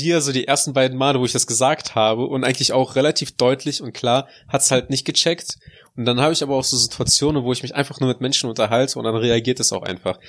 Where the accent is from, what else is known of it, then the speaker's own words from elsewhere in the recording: Russia; now in Germany; bei uns in Russland